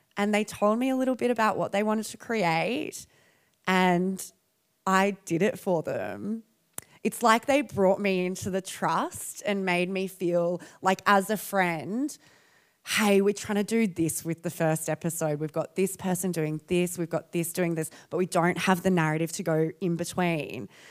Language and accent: English; Perth, Western Australia, Australia; I'm from Perth